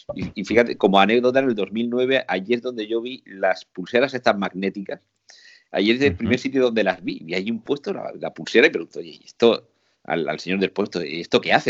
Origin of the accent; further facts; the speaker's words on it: Murcia, Region of Murcia, Spain; Yo iba vestido de, huertano, de aquí de Murcia, con mis zarahueles, con mi, con mi, con mi faja, con mi chaleco. O sea, si soy de Murcia